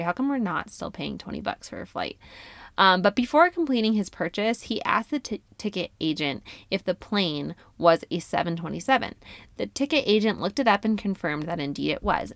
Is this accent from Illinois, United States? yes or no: no; New York, United States; moved away; I was raised in New York